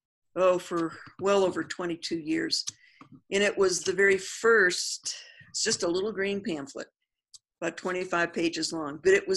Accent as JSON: {"language": "English", "region": "New Mexico", "country": "United States", "said": "I'm from New Mexico, so I want to use my indigenous plant, which is the Artemisia that is out here"}